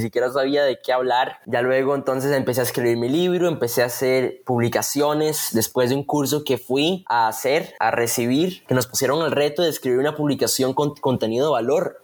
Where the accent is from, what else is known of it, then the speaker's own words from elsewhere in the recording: Costa Rica; soy de Costa Rica